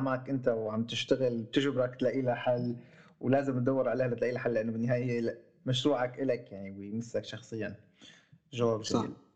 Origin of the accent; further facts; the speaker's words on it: Syria; عندنا بسوريا